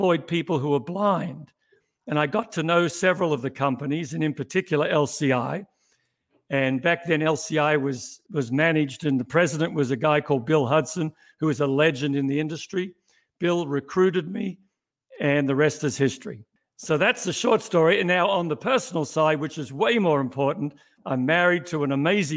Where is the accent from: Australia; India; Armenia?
Australia; Melbourne, Victoria; moved away as an adult; now in United States; I'm not born in the US, was born in Melbourne, Australia, back in the mid-50s